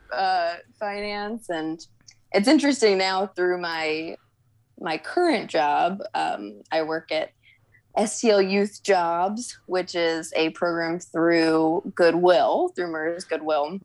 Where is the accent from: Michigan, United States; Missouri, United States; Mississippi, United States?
Missouri, United States; St. Louis; I'm originally from St. Louis. Uh, South County suburbs is where I grew up